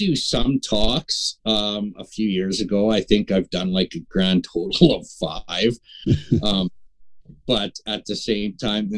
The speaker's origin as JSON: {"language": "English", "town": "Prince Albert", "region": "Saskatchewan", "country": "Canada", "tie": "born or raised there", "lives_now": "North Battleford, Canada", "said": "I was born and raised in Prince Albert"}